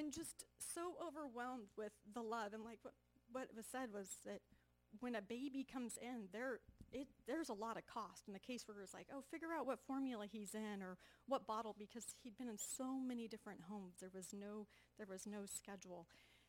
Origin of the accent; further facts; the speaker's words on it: Junction City, Oregon, United States; I'm from Junction City, Oregon.